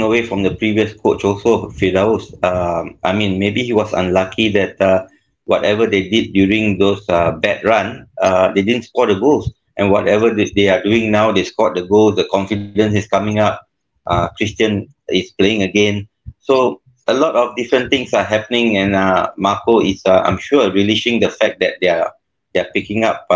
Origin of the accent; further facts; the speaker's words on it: Singapore; as a Singaporean in a top-tier league in Thailand